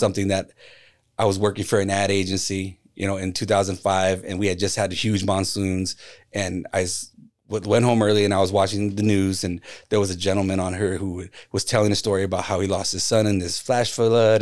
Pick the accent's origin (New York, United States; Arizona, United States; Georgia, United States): Arizona, United States; Phoenix; it's my hometown team